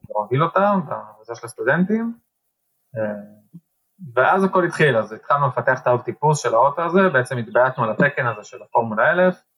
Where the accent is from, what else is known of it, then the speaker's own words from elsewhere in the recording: Israel; לנו בתור ישראלים